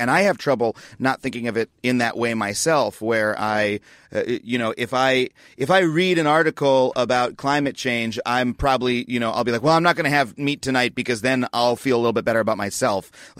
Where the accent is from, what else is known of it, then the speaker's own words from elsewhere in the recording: United States; what I have experienced, again, growing up in America